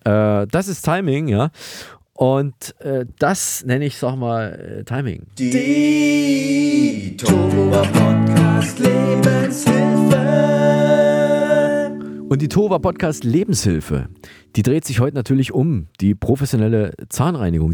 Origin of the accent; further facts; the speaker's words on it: Thuringia, Germany; wir kommen ja beide aus Thüringen